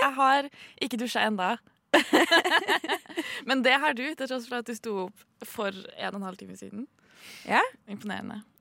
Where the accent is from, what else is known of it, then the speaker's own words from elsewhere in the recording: Trondheim, Trøndelag, Norway; jeg kommer fra eh, Trondheim sentrum